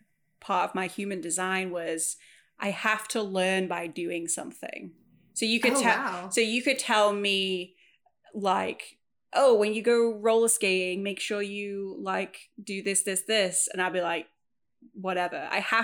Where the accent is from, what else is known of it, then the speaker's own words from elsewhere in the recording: Wales, United Kingdom; born there; I was born in Wales at 11, whatever a.m.